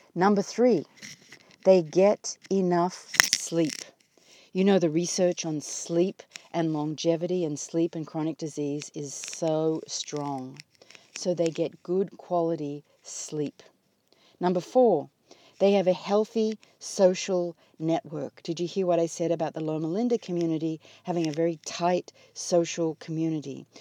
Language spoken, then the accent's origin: English; Australia; moved away as an adult; now in United States; my homeland is under fire. And as you all know, I come from Australia.